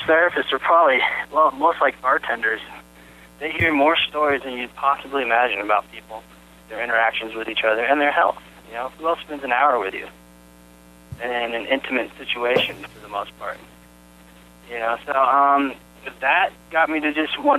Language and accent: English; Boulder, Colorado, United States; I grew up in Boulder, Colorado